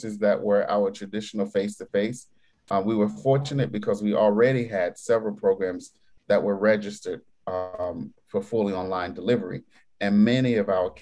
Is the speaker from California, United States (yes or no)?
no; New York, United States; being a New Yorker